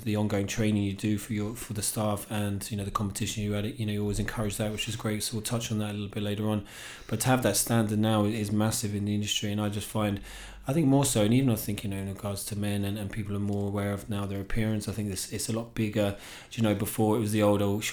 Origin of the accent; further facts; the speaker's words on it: England, United Kingdom; accent: English; now in Ireland; we were known as the Irish family in England. I came here and it's obviously you're the English guy, you've got the English accent.